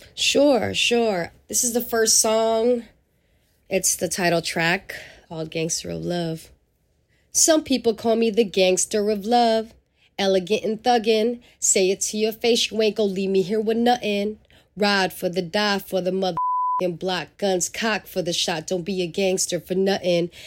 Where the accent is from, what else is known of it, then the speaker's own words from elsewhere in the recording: San Francisco, California, United States; also born or lived in Angeles City, Philippines; growing up in San Francisco, to me, in the early eighties, um, and nineties was a blessing as a young person of color